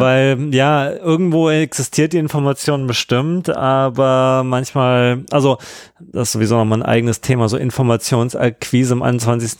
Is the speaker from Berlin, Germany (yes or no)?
yes; Berlin, Germany; wir sind ja auch äh, aus Ostberlin